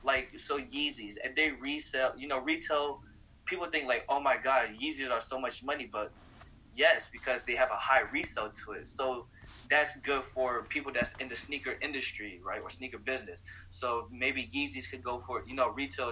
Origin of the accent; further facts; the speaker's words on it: St. Louis, Missouri, United States; also born or lived in Bay Area; my hometown, Missouri